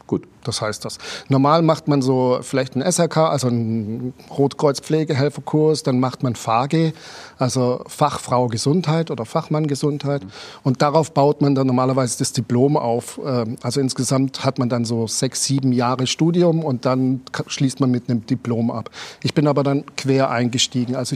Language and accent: German; Germany; accent: German dialect; now in Switzerland; Aber ich habe es mit meinem deutschen Dialekt geschafft, den, Appenzell, den Appenzeller, Appenzeller Käse zu verkaufen.